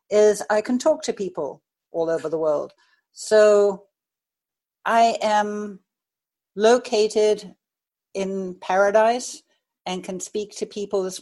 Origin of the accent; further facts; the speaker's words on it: United States; born there; now in Maui, United States; I was born in the States, but I've lived all over the world. Um, I live on Maui right now